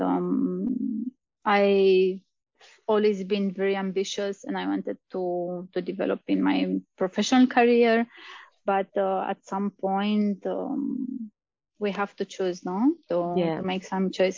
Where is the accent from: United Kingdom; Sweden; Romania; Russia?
Romania; moved away as an adult; also born or lived in Austria; I'm from Romania, same as you